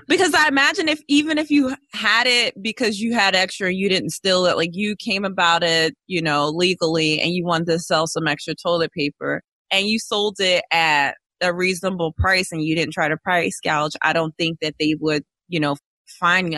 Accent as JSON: {"language": "English", "town": "Philadelphia", "region": "Pennsylvania", "country": "United States", "tie": "born or raised there", "moved": "yes", "lives_now": "Florida, United States", "said": "I'm from West Philadelphia, born and raised"}